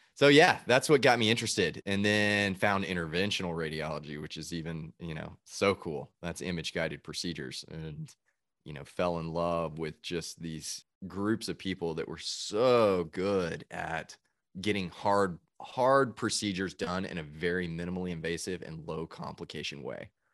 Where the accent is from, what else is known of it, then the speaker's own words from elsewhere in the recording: Chattanooga, Tennessee, United States; moved away as an adult; also born or lived in Georgia; now in Nashville, United States; I'm originally from Chattanooga, Tennessee